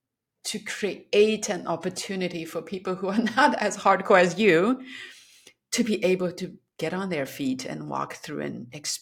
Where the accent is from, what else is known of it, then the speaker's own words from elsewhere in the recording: Yunnan, China; Yunnan because that's my hometown.